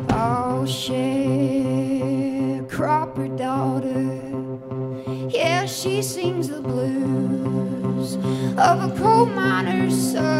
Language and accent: English; Western Kentucky, United States; I'm from Western Kentucky. I'm a farmer's daughter there.